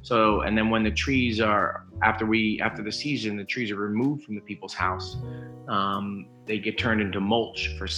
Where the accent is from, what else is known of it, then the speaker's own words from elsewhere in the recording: Monroe Township, New Jersey, United States; moved away as an adult; also born or lived in Astoria, Queens, New York / Troy, New York; now in Mahopac, United States; I was born in Astoria, Queens, raised in Troy, New York, and grew up in Central Jersey. So I've kind of... and all over the Northeast there.